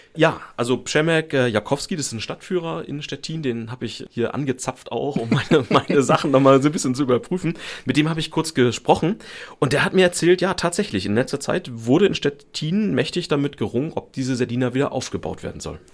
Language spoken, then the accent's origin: German; Germany; für uns in Deutschland